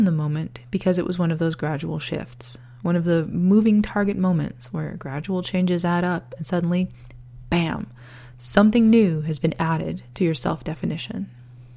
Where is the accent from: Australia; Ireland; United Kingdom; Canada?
Canada; also born or lived in northern Alberta, Canada; I'm Canadian.